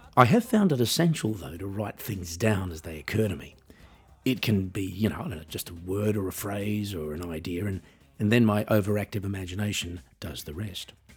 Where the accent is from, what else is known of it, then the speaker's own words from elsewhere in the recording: Australia; moved away; also born or lived in Switzerland / Norway / Netherlands / Germany; as I was living in Australia at the time, and I am Australian